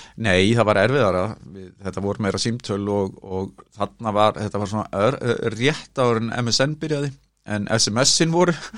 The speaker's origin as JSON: {"language": "Icelandic", "town": "Kópavogur", "region": "Capital Region", "country": "Iceland", "tie": "born or raised there", "lives_now": "Reykjavík, Iceland", "said": "Ég ólst upp hérna á Digrannsveginum"}